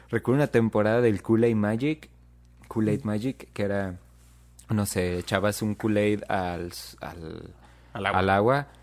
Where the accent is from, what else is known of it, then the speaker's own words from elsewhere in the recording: Mexico; nosotros como mexicanos